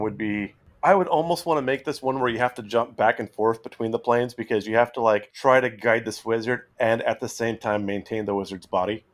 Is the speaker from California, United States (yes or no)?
yes; Central California, United States; where I grew up in Central California